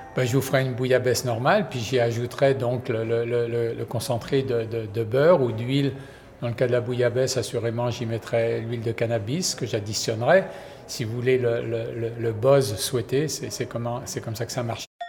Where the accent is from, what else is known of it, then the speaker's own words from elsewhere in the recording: Quebec, Canada; de chez nous au Québec